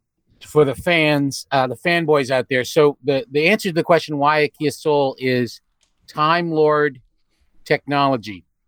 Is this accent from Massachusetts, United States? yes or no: yes; Boston, Massachusetts, United States; Wait a minute. I'm from Boston